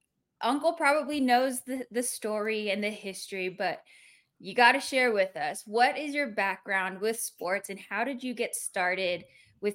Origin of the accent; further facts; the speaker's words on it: Livermore, California, United States; I grew up in Livermore